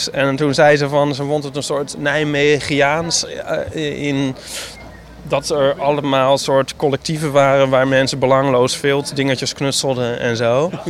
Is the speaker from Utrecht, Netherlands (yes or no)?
no; Amsterdam, North Holland, Netherlands; Ik voel me helemaal thuis als Amsterdammer.